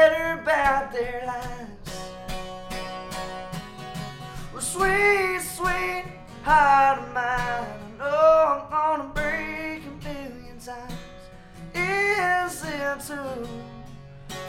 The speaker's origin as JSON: {"language": "English", "town": "Nashville", "region": "Arkansas", "country": "United States", "moved": "yes", "lives_now": "Nashville, United States", "said": "I'm from Southwest Arkansas, and Northeast Texas wasn't far. And so I actually come from Nashville, Arkansas. I moved to Nashville, Tennessee by chance"}